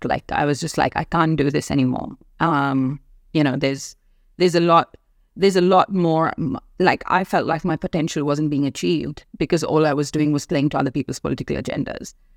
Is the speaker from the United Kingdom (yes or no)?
no; India; moved away as an adult; also born or lived in Africa; now in Australia; I was born and raised in India.